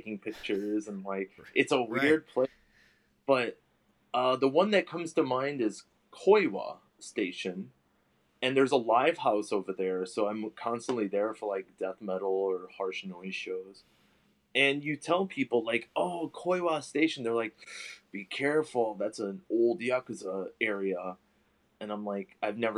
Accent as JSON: {"language": "English", "town": "Chicago", "region": "Illinois", "country": "United States", "tie": "born or raised there", "moved": "as an adult", "lives_now": "Japan", "said": "growing up in Chicago"}